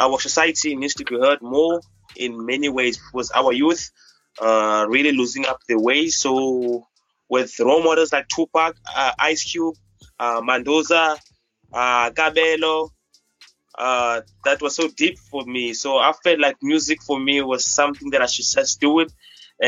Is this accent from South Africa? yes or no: yes; Cape Town, Western Cape, South Africa; I'm from Cape Town. I'm from Africa continent, country, South Africa, based in Cape Town.